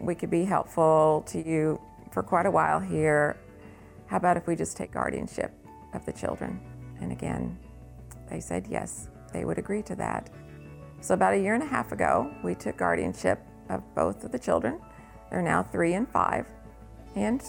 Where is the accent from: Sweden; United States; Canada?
United States; Salem; I grew up in Salem, went to the Methodist church there